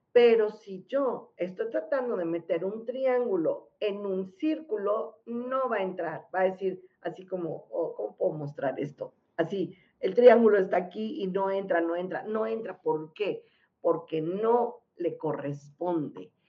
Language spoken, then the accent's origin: Spanish; Mexico; Si somos mexicanos